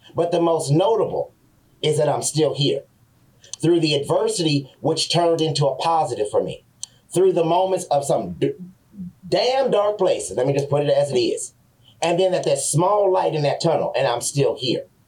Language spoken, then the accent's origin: English; San Francisco, California, United States; I was a black man growing up in San Francisco.